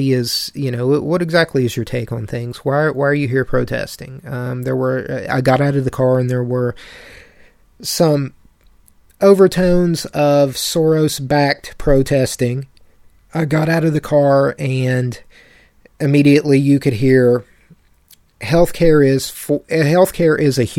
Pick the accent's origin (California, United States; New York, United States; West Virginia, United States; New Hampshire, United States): West Virginia, United States; town near the Bechtel Summit Reserve; in my hometown, a very small, population